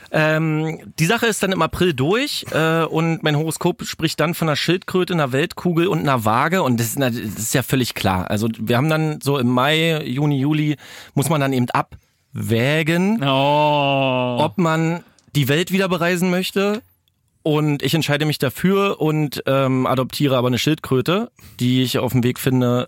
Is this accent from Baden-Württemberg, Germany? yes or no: no; Brandenburg, Germany; Ich komme aus Brandenburg